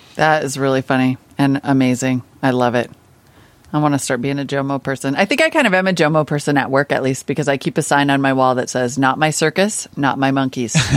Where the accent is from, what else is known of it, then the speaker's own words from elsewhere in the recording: Montana, United States; I grew up in Montana